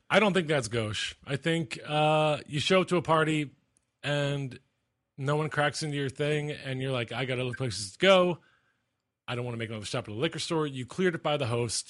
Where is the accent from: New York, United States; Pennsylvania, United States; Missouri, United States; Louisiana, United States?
Pennsylvania, United States; Philadelphia; moved away; I'm from Philly